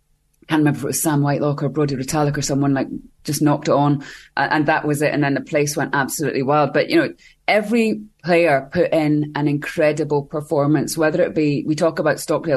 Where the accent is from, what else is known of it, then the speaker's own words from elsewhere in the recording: Scotland, United Kingdom; Yeah, you should try being Scottish.